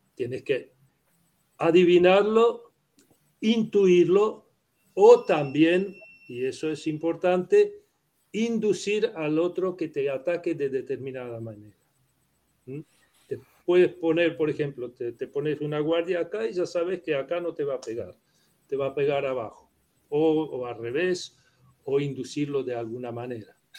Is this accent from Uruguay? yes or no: yes; Uruguay; Spanish is a second language; also born or lived in Prague, Czech Republic; yo soy uruguayo.